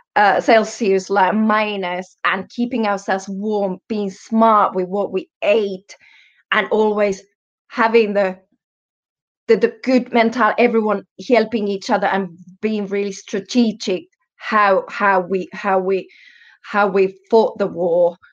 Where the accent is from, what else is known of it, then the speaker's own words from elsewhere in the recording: Finland; first language Finnish; English is a second language; also born or lived in Germany; I'm Finnish, um, born in Germany, and yes, European.